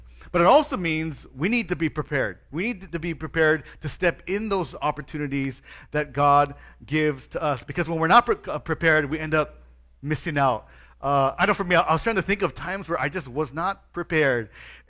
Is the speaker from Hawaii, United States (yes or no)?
yes; Hawaii, United States; I was born and raised in Hawaii, so our weather is pretty chill.